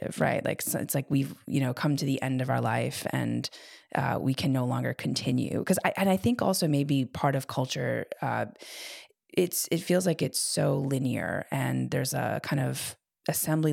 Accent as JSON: {"language": "English", "country": "United States", "tie": "born or raised there", "said": "grew up Iraqi American"}